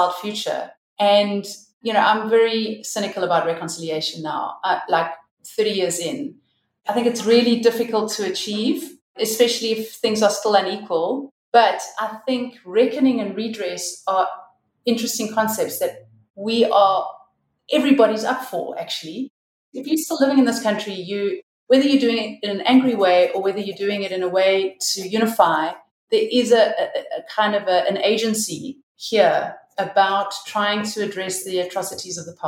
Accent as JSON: {"language": "English", "country": "South Africa", "tie": "born or raised there", "said": "as a white woman growing up in South Africa during the transition"}